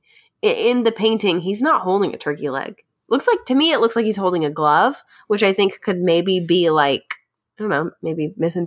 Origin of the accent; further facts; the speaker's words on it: Lexington, Kentucky, United States; Growing up in Lexington, the peanut butter plant is there.